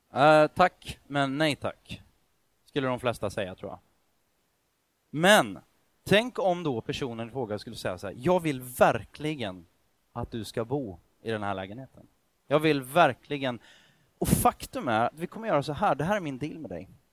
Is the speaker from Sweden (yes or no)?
yes; Sweden; jag är född i Sverige